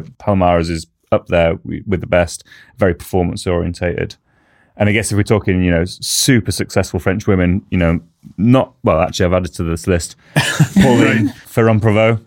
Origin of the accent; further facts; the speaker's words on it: United Kingdom; as a Brit, as someone who sort of grew up with mountain biking